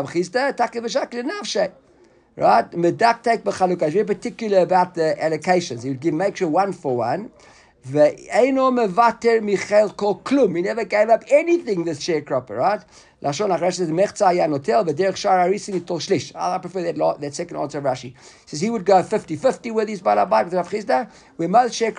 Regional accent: South Africa; when we were growing up in South Africa

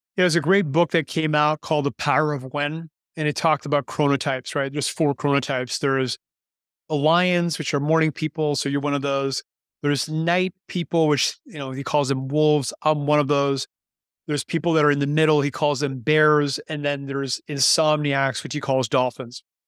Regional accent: Canada; moved away as an adult; now in Panama; am Canadian, but I've been living in Panama now for nineteen years

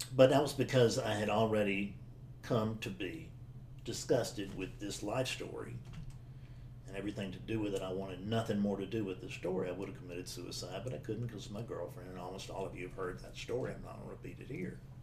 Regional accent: South Carolina, United States; I'm a guy from South Carolina

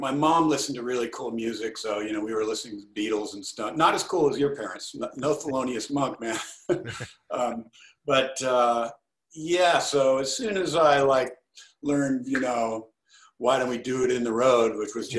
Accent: Los Angeles, California, United States; I grew up kind of in Westwood and Bel Air

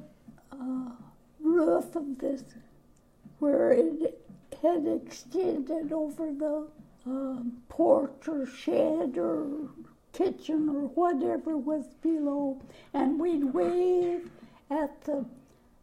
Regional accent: Canada; also born or lived in Newport, Rhode Island; now in Washington, United States; I was born in Canada.

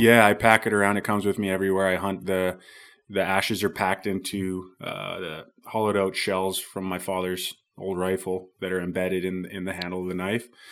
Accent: Squamish, British Columbia, Canada; I grew up here in Bracondale or Squamish, B C

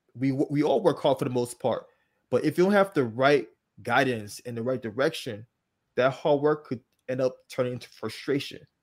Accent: Liberia; moved away; I was not born here. I was born in Liberia, um, a country in West Africa

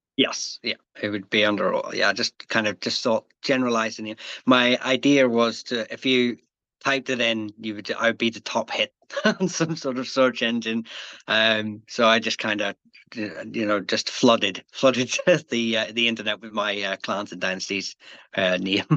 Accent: Northern Ireland, United Kingdom; accent: Northern Irish; moved away; also born or lived in England; my accent is although rightly from Northern Ireland, born and bred

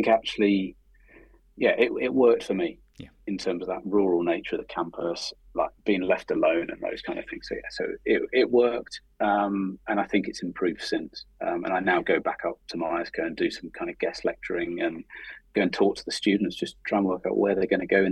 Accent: Oxford, South East England, United Kingdom; moved away; I was born in Oxford, and actually it was quite nice going back to the city kind of where I was born

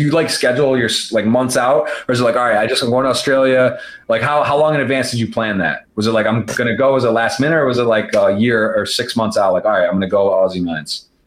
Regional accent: Ann Arbor, Michigan, United States; I'm from Ann Arbor, so a couple hours away

